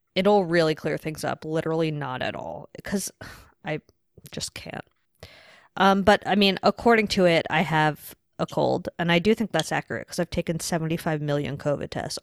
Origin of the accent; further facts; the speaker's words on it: New York, United States; I'm from New York